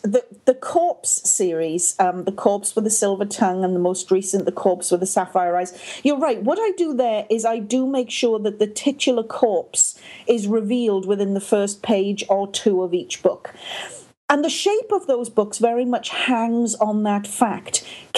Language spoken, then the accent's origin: English; Wales, United Kingdom; accent: Welsh-Canadian; now in Canada; That's absolutely right. This is a Welsh-Canadian accent. Sometimes it's a little bit more Welsh, and other times it's a little bit more Canadian.